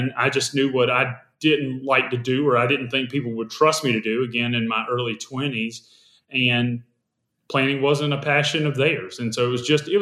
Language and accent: English; South Carolina, United States; I taught English and South Carolina history because I'm from South Carolina